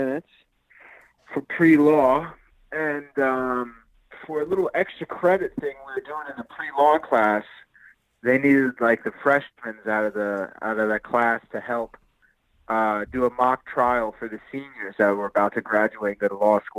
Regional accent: Wilkes County, North Carolina, United States; moved away as an adult; now in Atlanta, United States; I'm originally from Wilkes County, North Carolina

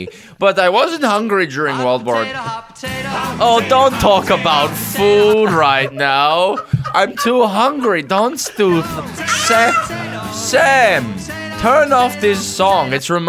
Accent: Russia; English is a second language; I'm from Russia.

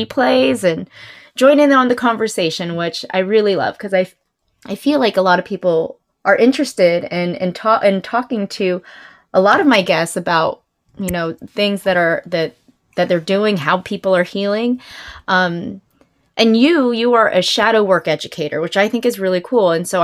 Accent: Jacksonville, Florida, United States; I grew up in Jacksonville, Florida.

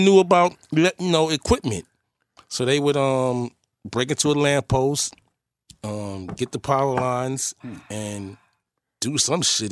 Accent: New York City, New York, United States; also born or lived in Manhattan, New York; growing up in Forest Projects

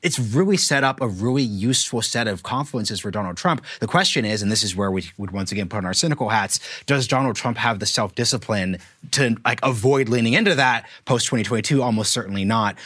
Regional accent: Oregon, United States; I'm from Oregon

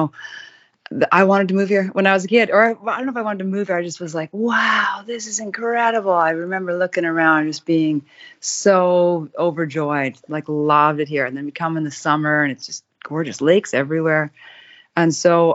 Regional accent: Kamloops, British Columbia, Canada; I was born 4 hours away. But we had friends that had a cabin here, and so like I grew up in Kamloops

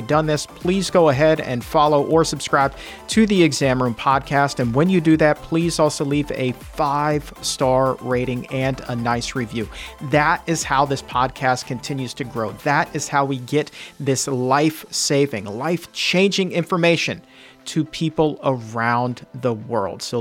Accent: Chesapeake, Virginia, United States; Chesapeake, Virginia, Hampton Roads, my hometown

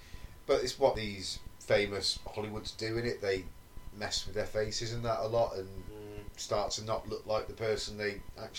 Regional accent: England, United Kingdom; we're British, we're English.

